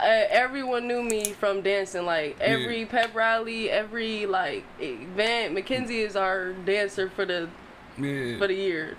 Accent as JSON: {"language": "English", "town": "Belleville", "region": "Michigan", "country": "United States", "tie": "born or raised there"}